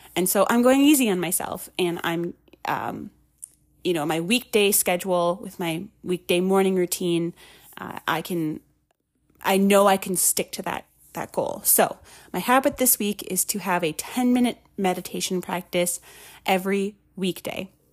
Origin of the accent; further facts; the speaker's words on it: Minnesota, United States; moved away; I'm originally from Minnesota